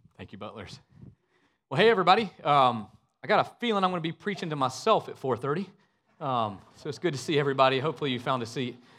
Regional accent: Northwest Georgia, United States; moved away as an adult; now in Richmond Hill, Georgia, United States; I'm from a really small town in Northwest Georgia

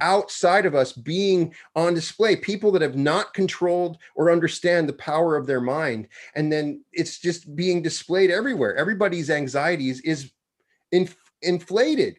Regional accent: Wyoming, United States; I'm from Wyoming

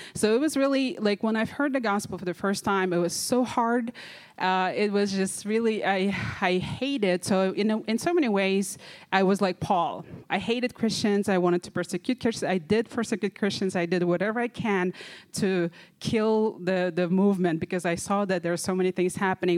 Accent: Kazakhstan; I'm from Kazakhstan.

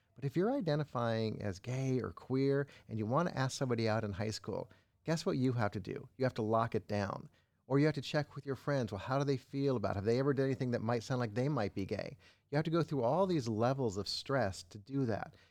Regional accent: Los Angeles, California, United States; I grew up in Los Angeles, Hollywood Hills

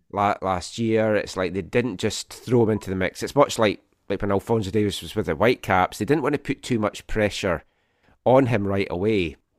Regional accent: Scotland, United Kingdom; now in Vancouver, Canada; as a Scottish person

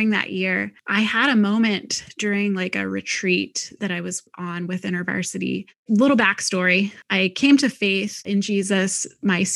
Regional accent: near Cincinnati, Ohio, United States; also born or lived in Indiana; I grew up in Ohio in a little Midwest town

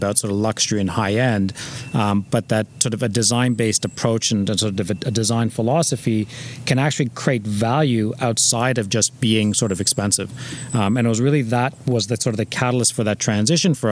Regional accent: Toronto, Ontario, Canada; also born or lived in Iran; We grew up in North York along the Bayview Corridor

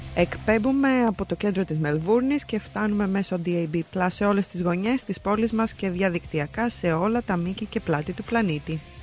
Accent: Patras, Western Greece, Greece; now in Melbourne, Australia; Εγώ εντωμεταξύ είμαι από την Πάτρα

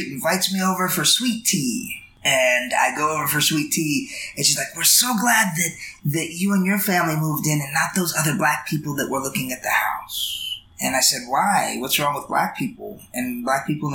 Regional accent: Hawaii, United States; moved away; also born or lived in Jacksonville, Arkansas; growing up in Hawaii

